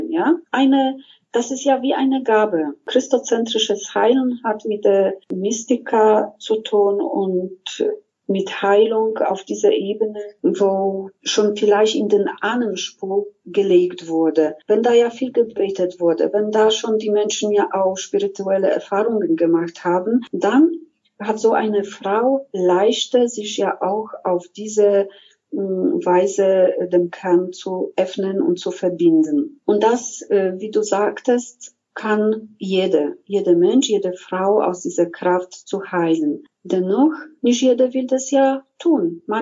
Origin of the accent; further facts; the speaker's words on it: Silesian Voivodeship, Poland; Ich komme aus Schlesien aus Polen, wo diese spirituelle Seite mich sehr begleitet hat